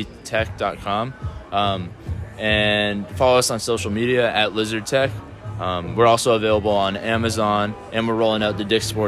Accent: Philadelphia, Pennsylvania, United States; moved away as an adult; now in Georgia, United States; I grew up in the Philadelphia area.

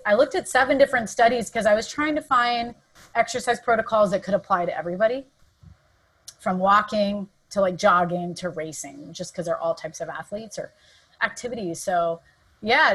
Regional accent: Southern California, United States; moved away as an adult; also born or lived in San Diego / Santa Barbara / San Francisco; now in San Francisco Bay Area, United States; Southern California is where I was born and raised

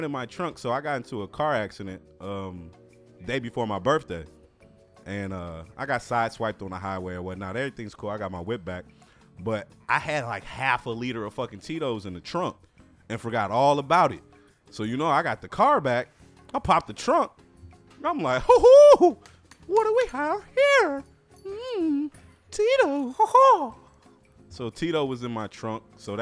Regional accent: Chicago, Illinois, United States; we're from Chicago

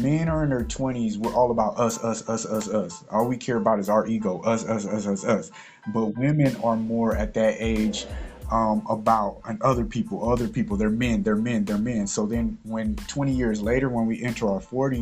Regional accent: California, United States; we all from California

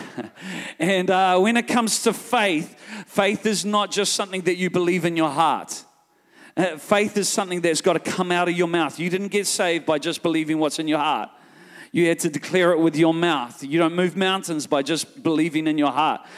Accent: New Zealand; I'm from New Zealand

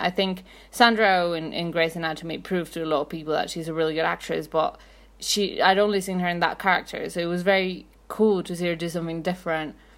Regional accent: Mexico City, Mexico; I'm from Mexico City

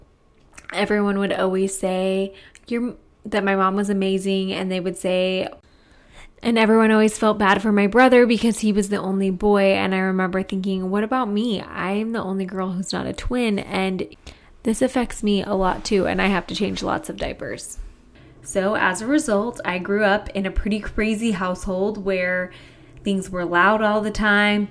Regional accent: Kaysville, Utah, United States; I grew up in Kaysville, Utah. It's a small town about 30 minutes north of Salt Lake City.

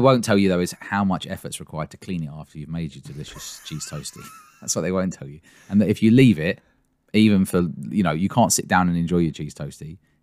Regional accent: England, United Kingdom; I'm English, not Scottish

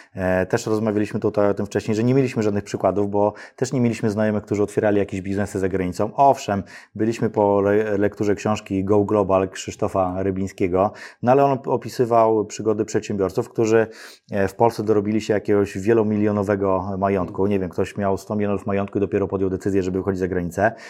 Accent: Radom, Masovian Voivodeship, Poland; ja pochodzę z Radomia, tam obok jest Przytyk

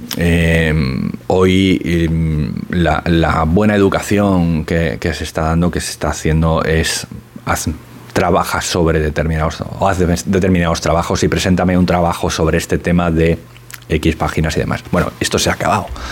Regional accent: Spain; e intuye que soy español

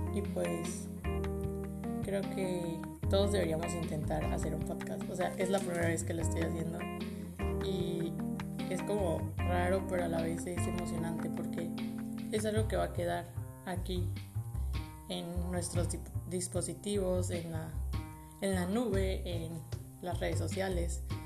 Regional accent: Tabasco, Mexico; moved away as an adult; now in Puebla, Mexico; soy de Tabasco, estudio en Puebla, se supone vivo en Puebla

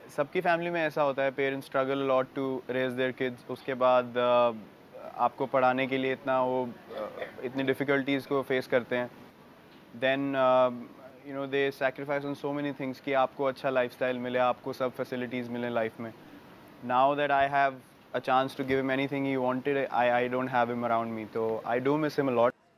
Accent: Delhi, India; हम लोग same area से हैं दिल्ली में

